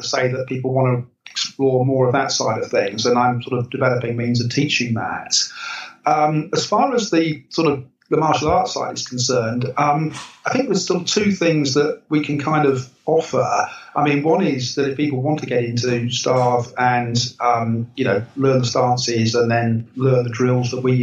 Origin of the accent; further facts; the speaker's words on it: England, United Kingdom; as an English person